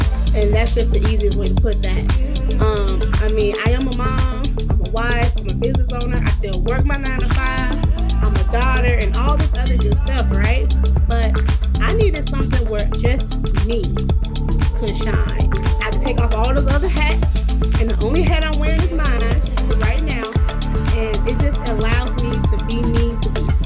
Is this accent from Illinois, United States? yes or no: yes; Chicago, Illinois, United States; I am a Chicago native. I love my hometown, Chi-Town, Southside